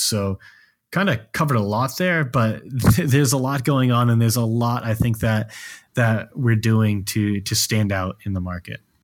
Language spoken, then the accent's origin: English; Maine, United States; now in Austin, United States; while I'm from Maine, I currently live in Austin, Texas